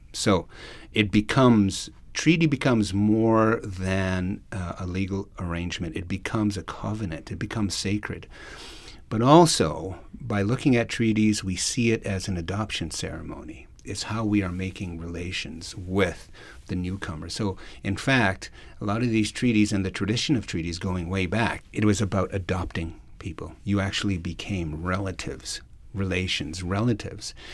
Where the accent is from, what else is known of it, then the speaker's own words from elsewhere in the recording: Sucker Creek Cree First Nation, Alberta, Canada; also born or lived in Edmonton; I come from the Sucker Creek Cree First Nation.